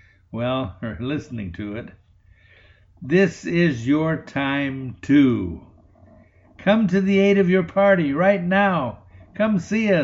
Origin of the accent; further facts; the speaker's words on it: Payette, Idaho, United States; I went to work part-time as a printer's devil with my hometown newspaper. I lived in Payette, Idaho, a very small town on the border with Oregon